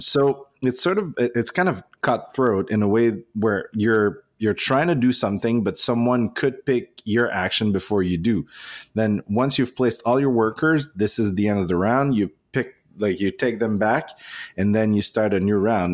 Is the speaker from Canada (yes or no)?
yes; Canada; English is a second language; we're proudly Canadian